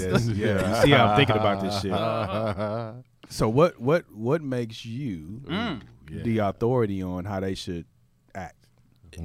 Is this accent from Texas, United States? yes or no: yes; Houston, Texas, United States; I'm from here